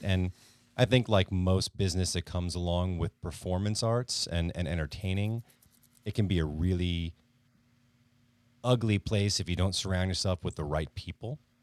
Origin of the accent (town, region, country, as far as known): Connecticut, United States; born or raised there